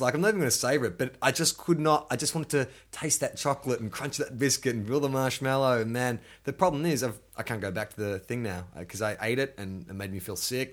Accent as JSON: {"language": "English", "town": "Melbourne", "region": "Victoria", "country": "Australia", "tie": "born or raised there", "also_born_or_lived": "Sydney", "moved": "yes", "said": "growing up in Melbourne, you know, you got St Kilda Beach"}